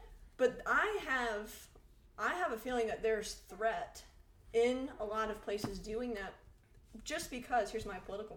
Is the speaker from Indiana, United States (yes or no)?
no; New York, United States; moved away